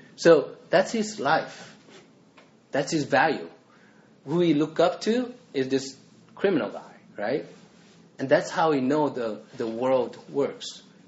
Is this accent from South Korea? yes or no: yes; South Korea; moved away; so I grew up in Korea